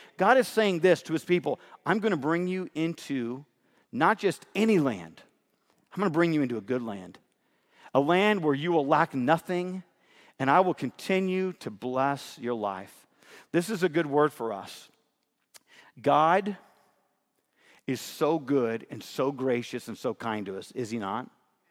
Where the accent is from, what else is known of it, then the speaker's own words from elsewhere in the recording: Fairfield, California, United States; You know, I was raised in Fairfield, California, Northern California.